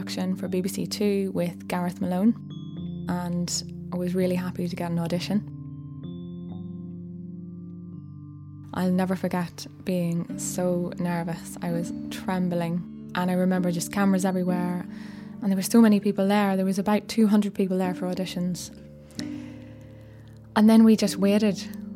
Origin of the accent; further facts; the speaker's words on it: South Armagh, Northern Ireland, United Kingdom; moved away; originally I'm from Northern Ireland, just right on the border, a part called South Armagh